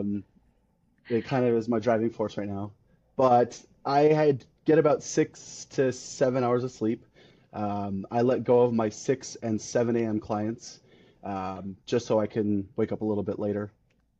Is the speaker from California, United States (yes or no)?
yes; California, United States; born and raised California, lived there my entire life.